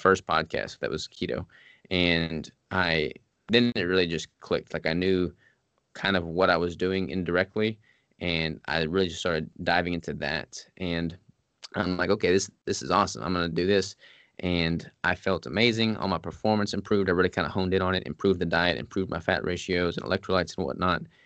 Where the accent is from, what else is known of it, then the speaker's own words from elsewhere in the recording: Arkansas, United States; moved away as an adult; also born or lived in Washington State; I'm from Arkansas